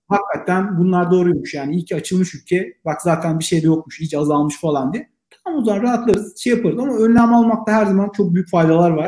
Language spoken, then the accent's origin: Turkish; Black Sea Region, Turkey; Ben Karadeniz